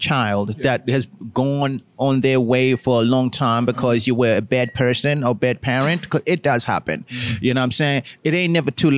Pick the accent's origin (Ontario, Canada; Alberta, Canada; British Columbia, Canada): Ontario, Canada; Toronto; my hometown in Toronto